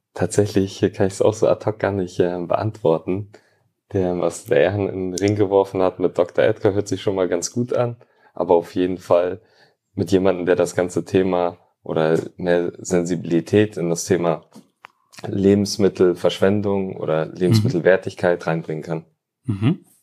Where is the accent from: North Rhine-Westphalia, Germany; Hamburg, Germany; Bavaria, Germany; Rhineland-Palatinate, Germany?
Hamburg, Germany; born or raised there; also born or lived in Tallinn, Estonia; now in Bielefeld, Germany